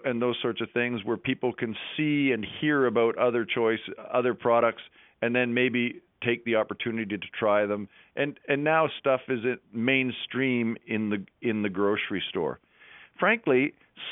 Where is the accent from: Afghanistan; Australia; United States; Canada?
Canada; Western Canada; now in Elora, Canada; when I grew up in Western Canada